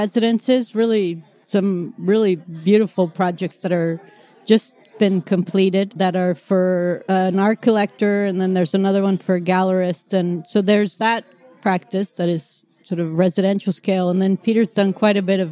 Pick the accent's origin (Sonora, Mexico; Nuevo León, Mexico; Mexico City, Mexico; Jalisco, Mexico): Mexico City, Mexico; moved away as an adult; now in United States; I'm from Mexico City originally, grew up there, came to the U.S. to go to college